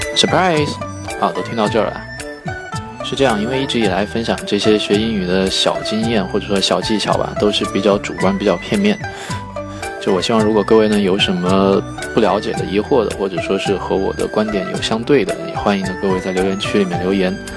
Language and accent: Chinese; China; 我们中国人